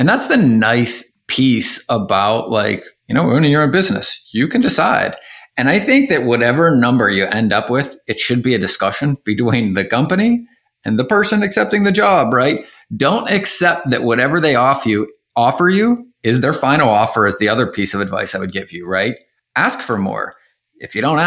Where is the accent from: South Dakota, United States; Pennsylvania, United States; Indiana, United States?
Pennsylvania, United States; growing up in Pennsylvania